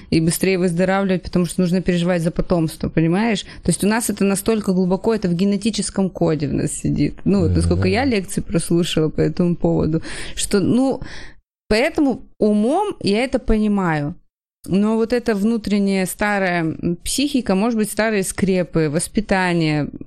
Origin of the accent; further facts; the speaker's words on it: Kamchatka Krai, Russia; И да, я с Камчатки такой... до Анкориджа